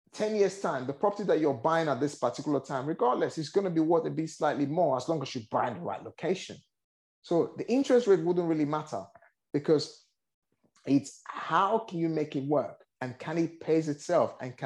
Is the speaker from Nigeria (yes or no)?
yes; Nigeria; moved away; I originally born and raised in Nigeria.